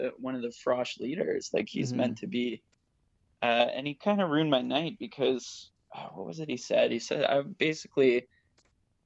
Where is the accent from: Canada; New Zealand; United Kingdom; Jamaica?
Canada; Ottawa, Ontario; moved away as an adult; now in Hamilton, Canada; back in my hometown of Ottawa. And now I go to school. I'm still in Hamilton